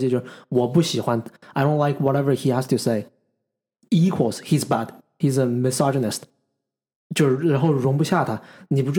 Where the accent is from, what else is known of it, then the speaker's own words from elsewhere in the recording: China; 就我作为一个中国人，I feel proud about my own nation。